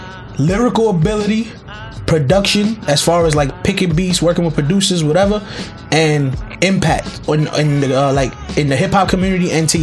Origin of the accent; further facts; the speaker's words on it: New York, United States; I'm from New York. I got a lot of New York bias.